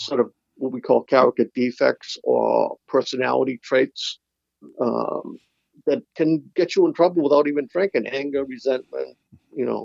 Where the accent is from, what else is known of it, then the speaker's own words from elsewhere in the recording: Boston, Massachusetts, United States; So I grew up in the Dorchester part of Boston, you know, city kid